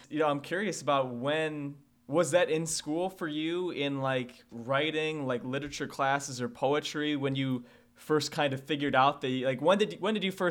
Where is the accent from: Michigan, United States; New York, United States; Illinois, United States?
Illinois, United States; Rockford; Born and raised in Rockford.